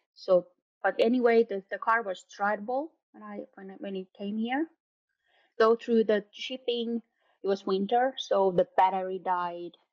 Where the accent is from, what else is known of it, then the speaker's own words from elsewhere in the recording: around Helsinki, Uusimaa, Finland; when I was a child, we lived in, in South Finland, around Helsinki, Järvenpää, Kerava, all these kind of places.